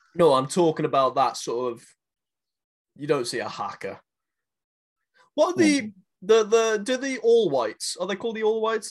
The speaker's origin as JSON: {"language": "English", "town": "Nelspruit", "region": "Mpumalanga", "country": "South Africa", "tie": "born or raised there", "said": "in Nelspruit, in my hometown"}